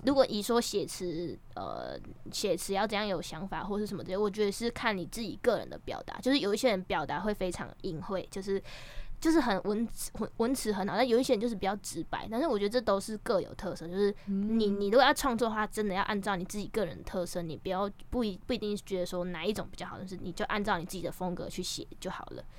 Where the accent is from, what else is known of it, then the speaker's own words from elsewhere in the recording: Taiwan; now in Taipei, Taiwan; 其实我是嘉港的南岛郎